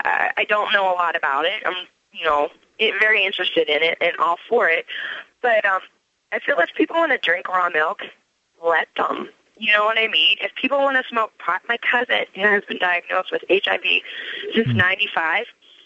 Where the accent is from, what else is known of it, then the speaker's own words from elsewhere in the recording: Pennsylvania, United States; moved away; I'm originally from Pennsylvania